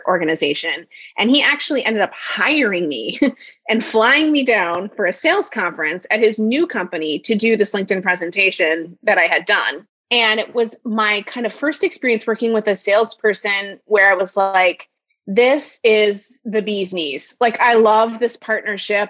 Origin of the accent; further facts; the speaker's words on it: Minnesota, United States; I have been born and raised in Minnesota